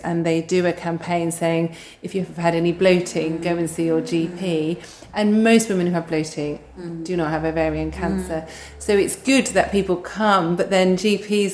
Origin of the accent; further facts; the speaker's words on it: United Kingdom; we're so British